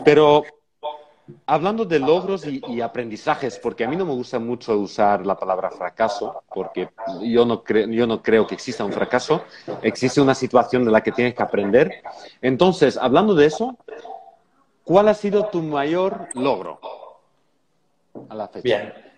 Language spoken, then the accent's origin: Spanish; Belgium; moved away; en mi país también, en Bélgica igualmente